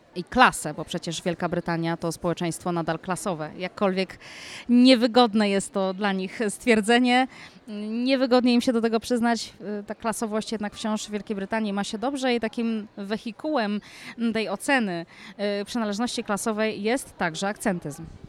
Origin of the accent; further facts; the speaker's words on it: Poland; jestem, jestem Polką